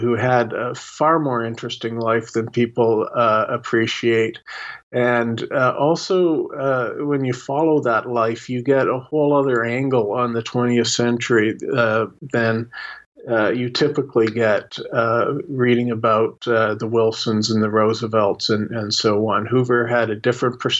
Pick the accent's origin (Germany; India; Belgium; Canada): Canada; I'm a Canadian